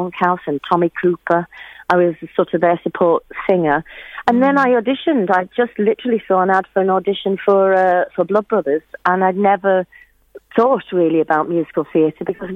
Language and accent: English; Shipley, Yorkshire and the Humber, United Kingdom; I was born in Shipley in Yorkshire